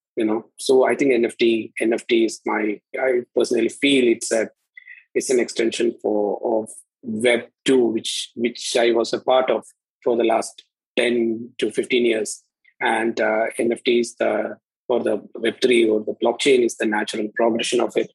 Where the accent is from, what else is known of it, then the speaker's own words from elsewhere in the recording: Kerala, India; I'm from India, and to be geographically in the southernmost state of India